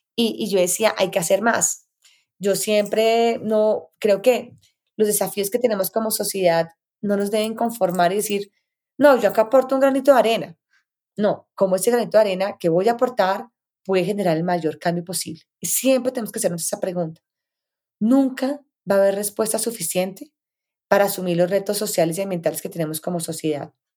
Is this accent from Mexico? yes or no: no; Bogotá, Colombia; Yo soy colombiana, vivo nací en Bogotá, vivo en Bogotá, he vivido la mayoría de mi vida en Bogotá